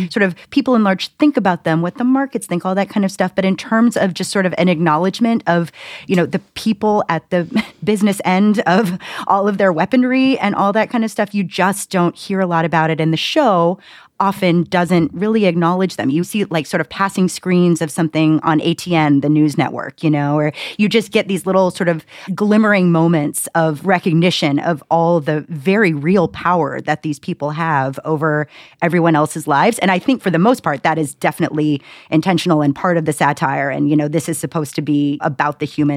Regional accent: United States; I'm American

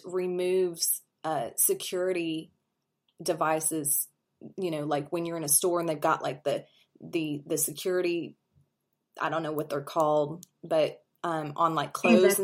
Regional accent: St. Joseph, Missouri, United States; moved away; I'm from St. Joe, Missouri, and that's how it was growing up.

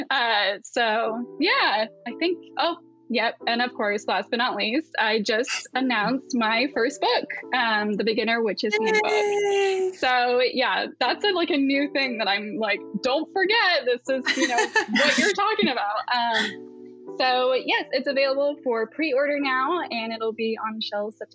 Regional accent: Appalachia, United States; now in Pacific Northwest, United States; I currently live in the Pacific Northwest, um, but I grew up in the Appalachians

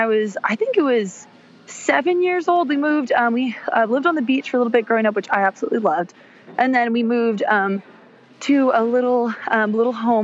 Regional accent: Stanwood, Washington, United States; moved away as an adult; also born or lived in Camano Island, Washington / Kirkland, Washington; now in Nashville, United States; I was born and raised in Stanwood, Kamana area, first on Kamana, and then moved to Stanwood when I was about 6 or 7 years old

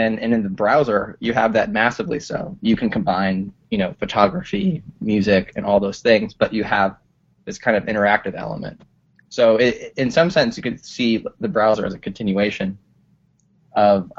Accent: Colorado, United States; now in Brooklyn, United States; I'm originally from Colorado. I live in Brooklyn.

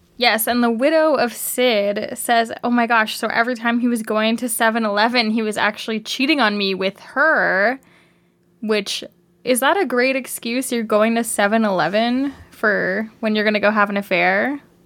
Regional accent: Canada; accent: Canadian

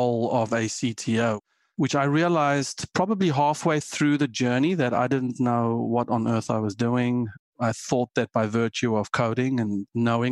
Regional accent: South Africa; moved away as an adult; also born or lived in Germany; now in United States; I am South African

